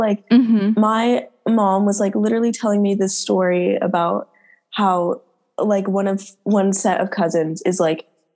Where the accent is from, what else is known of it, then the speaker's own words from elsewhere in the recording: United States; We're literally American